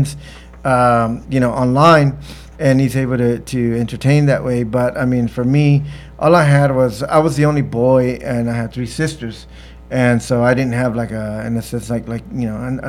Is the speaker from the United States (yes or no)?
yes; Staples, Texas, United States; growing up in Staples